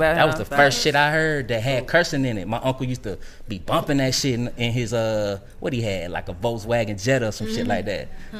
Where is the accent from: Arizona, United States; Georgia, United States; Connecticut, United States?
Georgia, United States; Savannah; I'm from Savannah, so I'm going back to Savannah State